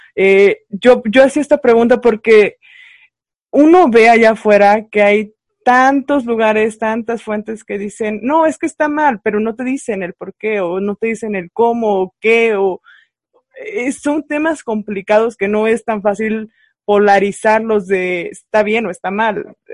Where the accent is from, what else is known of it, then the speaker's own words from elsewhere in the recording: San Luis Potosí, Mexico; yo soy del estado de San Luis Potosí